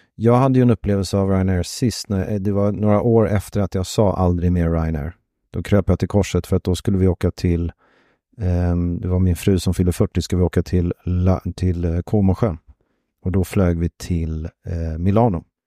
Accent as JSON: {"language": "Swedish", "country": "Sweden", "said": "Som svensk"}